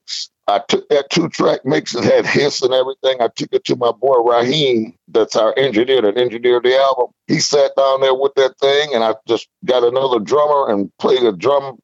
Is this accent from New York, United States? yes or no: yes; Niagara Falls, New York, United States; now in Atlanta, United States; I'm from Niagara Falls